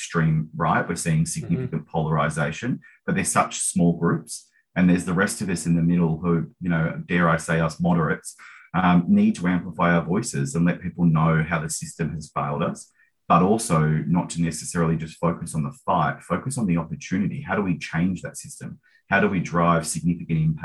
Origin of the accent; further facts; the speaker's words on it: Mornington Peninsula, Victoria, Australia; I grew up in Housing Commission down on the Mornington Peninsula